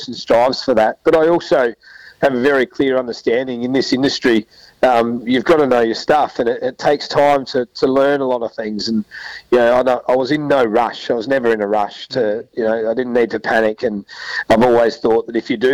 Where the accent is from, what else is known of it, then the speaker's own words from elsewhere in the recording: South Australia, Australia; we're both Mallee boys as well. We're from the Murray Mallee